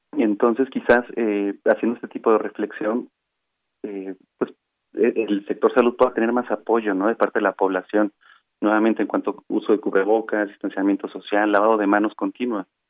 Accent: Mexico; todos somos mexicanos

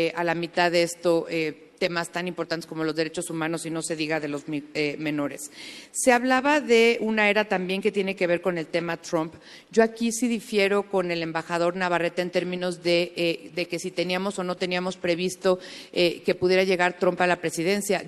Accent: Mexico; nos sentimos muy orgullosos como mexicanos

